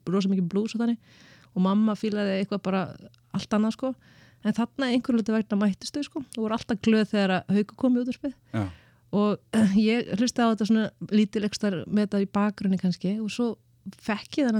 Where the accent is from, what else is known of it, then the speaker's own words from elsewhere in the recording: Reykjavík, Capital Region, Iceland; Ég ólst upp í Vesturbænum